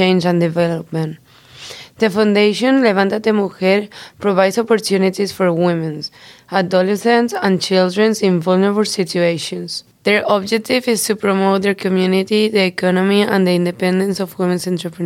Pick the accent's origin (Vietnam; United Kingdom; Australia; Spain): Spain; moved away; I'm from Spain